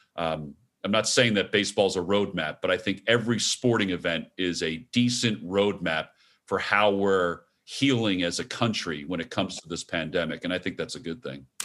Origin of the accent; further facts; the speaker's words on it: New Jersey, United States; where I grew up in Jersey